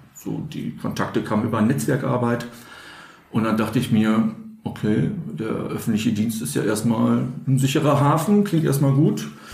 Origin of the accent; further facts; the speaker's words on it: Münster, North Rhine-Westphalia, Germany; in meinem Heimatort Münster, Nordrhein-Westfalen